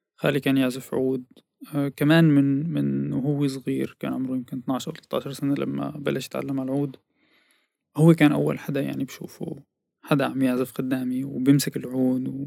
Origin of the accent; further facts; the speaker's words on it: As-Suwayda, As-Suwayda Governorate, Syria; moved away as an adult; also born or lived in Aleppo, Syria / Sanaa, Yemen / Damascus, Syria; now in Netherlands; ولدت بسوريا بالسويدة بمدينة السويدة